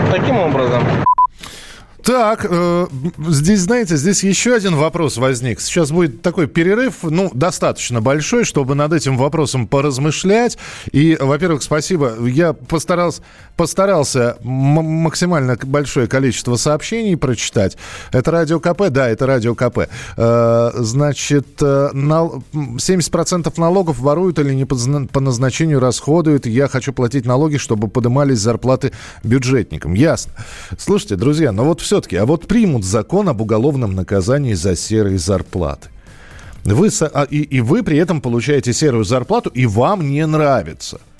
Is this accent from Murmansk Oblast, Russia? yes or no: no; Yekaterinburg, Sverdlovsk Oblast, Russia; Меня … зовут, я из Екатеринбурга.